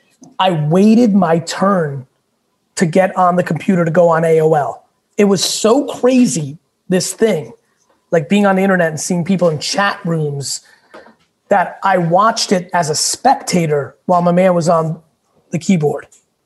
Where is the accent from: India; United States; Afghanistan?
United States; Queens, New York; also born or lived in Russia; came to this country with nothing. I was born in Russia, lived in a studio in Queens with like 8 family members. Like, I grew up rugged.